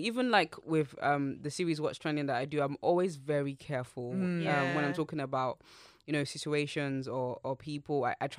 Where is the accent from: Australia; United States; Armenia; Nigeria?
Nigeria; moved away; I grew up in Nigeria